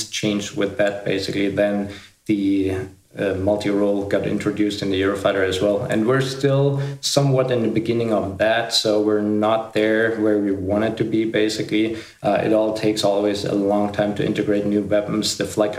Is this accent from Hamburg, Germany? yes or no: no; Ingolstadt, Bavaria, Germany; English is a second language; I was born in Ingolstadt, Bavaria, in Germany. That's right now where I'm